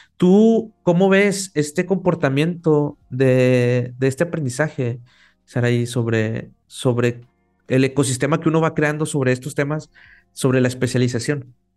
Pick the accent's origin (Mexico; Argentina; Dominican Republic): Mexico; acá en México, los tres somos mexicanos